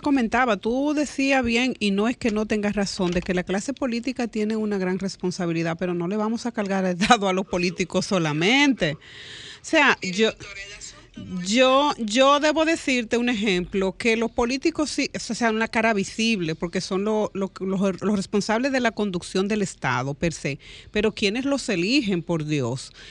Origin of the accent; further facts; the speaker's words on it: Dominican Republic; como dominicanos y como dominicanas